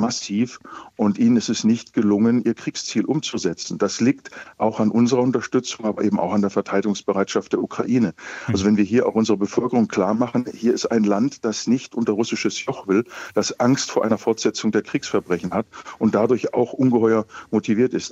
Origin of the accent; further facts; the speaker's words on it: Germany; als Deutsche